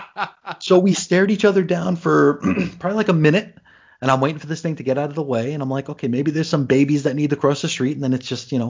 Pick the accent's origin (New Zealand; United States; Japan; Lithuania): United States; New York City, New York; moved away; I'm from Brooklyn